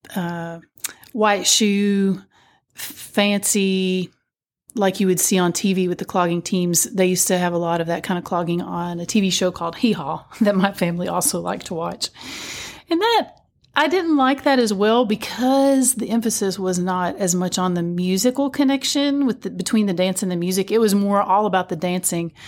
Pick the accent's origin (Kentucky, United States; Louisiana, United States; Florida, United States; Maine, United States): Kentucky, United States; Whitesburg; When I was growing up, there was a lot of dance, uh, still going on in my hometown of Whitesburg, Kentucky.